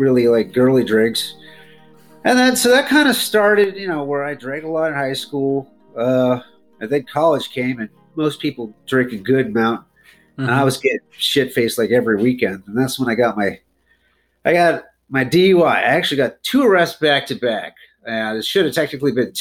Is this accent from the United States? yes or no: yes; Youngstown, Ohio, United States; now in Atlanta, United States; Originally Youngstown, Ohio, but I live in Atlanta for the last 10 years